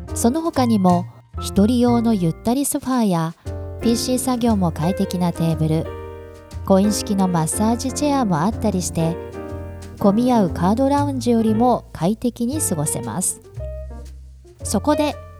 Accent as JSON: {"language": "Japanese", "town": "Hakodate", "region": "Hokkaido", "country": "Japan", "tie": "born or raised there", "moved": "yes", "lives_now": "Tokyo, Japan", "said": "東京に戻って10日後には函館へ帰省"}